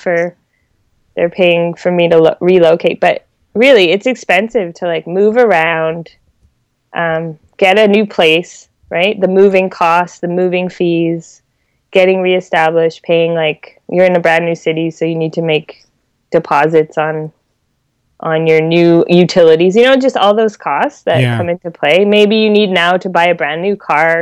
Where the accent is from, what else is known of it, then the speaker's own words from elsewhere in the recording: Canada; also born or lived in Milan; being Canadian